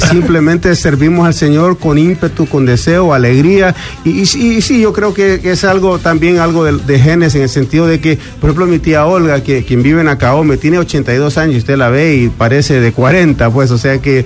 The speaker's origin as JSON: {"language": "Spanish", "country": "Honduras", "also_born_or_lived": "New York, United States", "moved": "yes", "lives_now": "Miami, United States", "said": "cantante hondureño porque soy un catracho"}